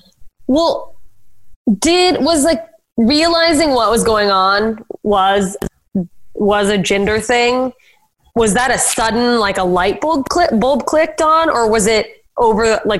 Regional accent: South Dakota, United States; growing up in South Dakota where they're like, yeah, I met a gay guy once

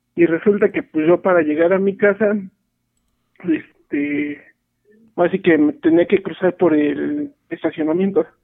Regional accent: Real del Monte, Hidalgo, Mexico; moved away as an adult; also born or lived in Paseo de Chavarría, Pachuca; now in Pachuca, Mexico; En sí yo soy de Real del Monte. Este, apenas tengo año y medio viviendo aquí en, en Paseo de Chavarría

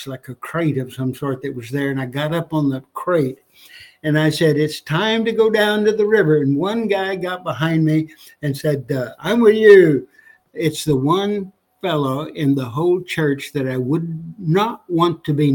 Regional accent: New Mexico, United States; My wife and I both born and raised in New Mexico.

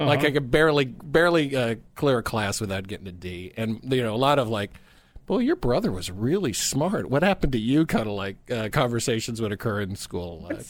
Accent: Rockville, Maryland, United States; It was, typical suburb, born in 64.

